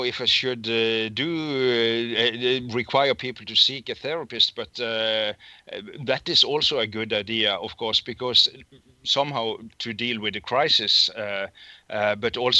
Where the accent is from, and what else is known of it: Norway; English is a second language